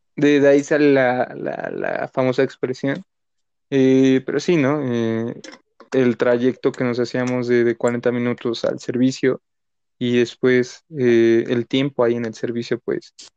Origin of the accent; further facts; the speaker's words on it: Mexicali, Baja California, Mexico; nací aquí en la ciudad, pero viví en Mexicali y ahora pues igual, este, en estos tiempos pues, estoy aquí en Mexicali